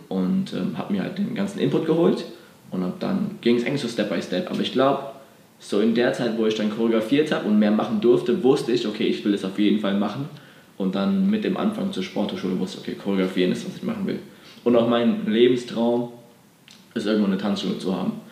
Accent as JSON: {"language": "German", "town": "Bad Dürkheim", "region": "Rhineland-Palatinate", "country": "Germany", "tie": "born or raised there", "also_born_or_lived": "Berlin", "moved": "as an adult", "said": "ich komme ursprünglich aus Bad Dürkheim. Das ist eine kleine mhm. Stadt, bin schon groß geworden"}